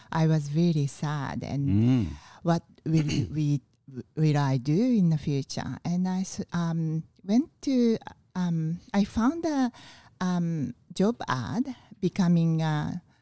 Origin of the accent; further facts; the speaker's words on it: Fukuoka, Japan; English is a second language; Fukuoka City.